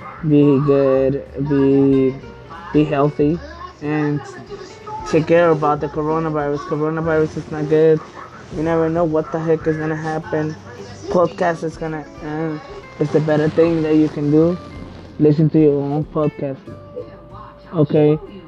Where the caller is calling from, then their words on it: San Jose, California, United States; I am just recording from San Jose, California